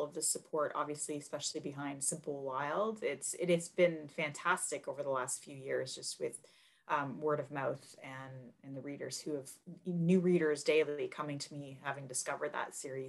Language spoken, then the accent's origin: English; Canada; also born or lived in Toronto; I am a Canadian author. I live just outside of Toronto with my family